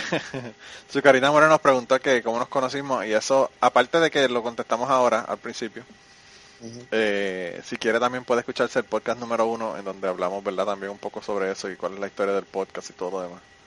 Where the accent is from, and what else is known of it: Puerto Rico